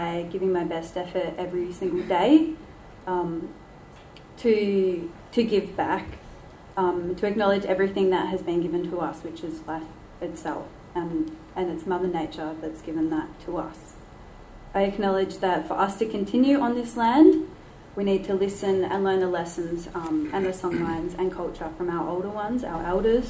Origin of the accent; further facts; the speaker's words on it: Dja Dja Wurrung country, Victoria, Australia; I was born on Dja Dja Wurrung country, I live on Wurundjeri country